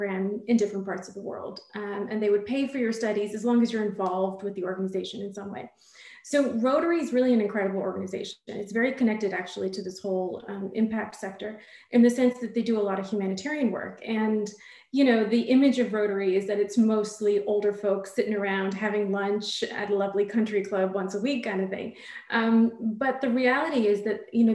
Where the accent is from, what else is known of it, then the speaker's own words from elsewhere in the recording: Southern California, United States; also born or lived in India / London; I grew up in Southern California, but I was born in India